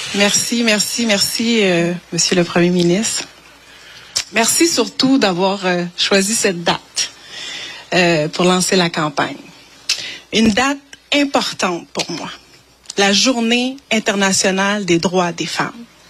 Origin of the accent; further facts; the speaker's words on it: Longueuil, Quebec, Canada; je prends ma place là où j'ai grandi